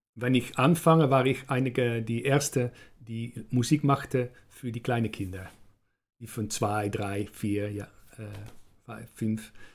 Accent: Netherlands; German is a second language

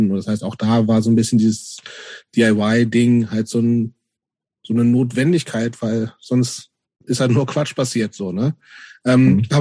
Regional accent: Hameln, Lower Saxony, Germany; in, in Hameln, wo ich herkomme, gab es gar nichts.

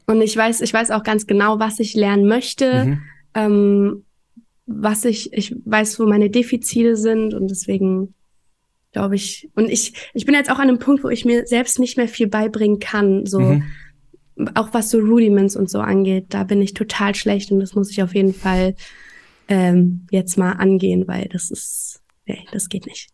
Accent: Offenbach, Hesse, Germany; also born or lived in Frankfurt; bin ich in Offenbach aufgewachsen.

